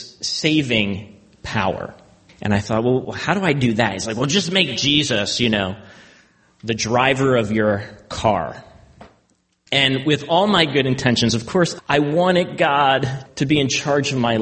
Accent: Baltimore, Maryland, United States; I grew up in Baltimore, so I am a Ravens fan

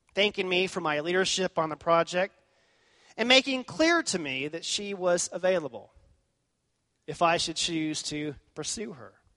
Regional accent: Texas, United States; I was from Texas

